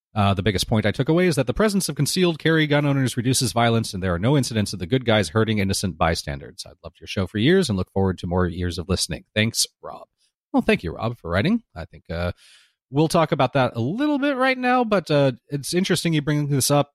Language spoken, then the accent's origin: English; Southern California, United States; growing up in Southern California